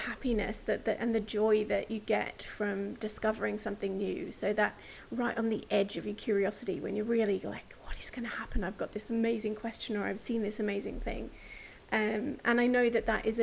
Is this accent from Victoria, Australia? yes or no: no; rural New South Wales, Australia; So I'm an Aussie by birth. I was born and bred in rural New South Wales